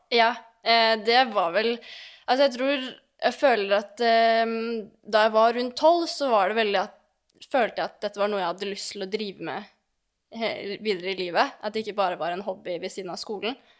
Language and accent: Norwegian; Lørenskog, Akershus, Norway; moved away as an adult; also born or lived in Oslo; now in Belgium; jeg er født i Oslo, men oppvokst på Fjellhamar i Lørenskog